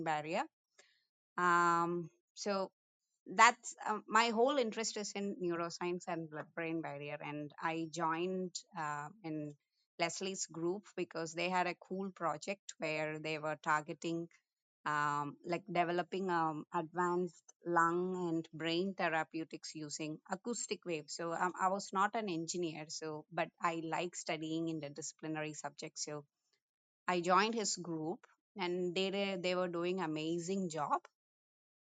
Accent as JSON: {"language": "English", "country": "India", "tie": "born or raised there", "moved": "yes", "said": "I'm born and brought up in India"}